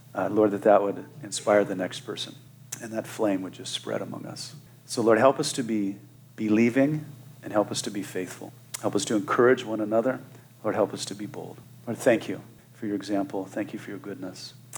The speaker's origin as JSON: {"language": "English", "region": "Wyoming", "country": "United States", "tie": "born or raised there", "said": "growing up in Wyoming, uh, on the southern border there, right by the Wasatch Front in Utah"}